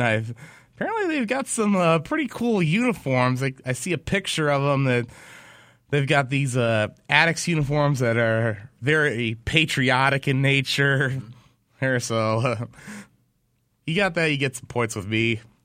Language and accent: English; Michigan, United States; moved away; my home state of Michigan